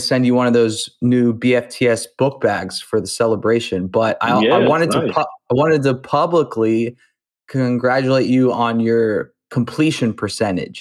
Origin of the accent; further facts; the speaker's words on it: Youngstown, Ohio, United States; I'm from Youngstown, Ohio